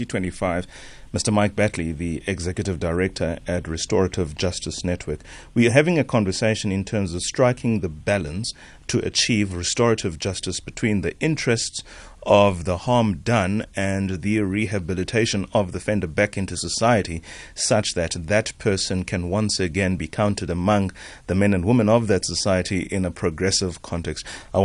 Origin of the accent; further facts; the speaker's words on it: South Africa; And that doesn't make for good reading or for good experience as a South African woman in particular.